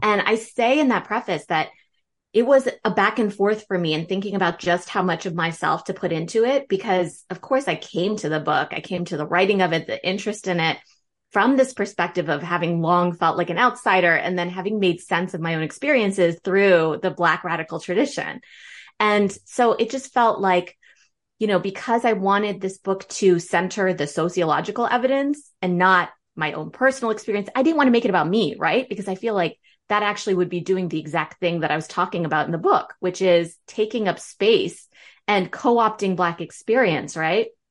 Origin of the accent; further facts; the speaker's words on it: Northern Virginia, United States; also born or lived in Berlin, Germany; I grew up in Northern Virginia, you know, just outside Washington, D C.